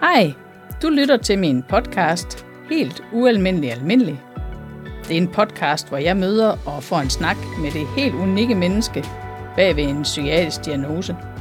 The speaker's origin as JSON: {"language": "Danish", "area": "Thy", "region": "North Denmark Region", "country": "Denmark", "said": "Jeg kommer jo selv fra Thy"}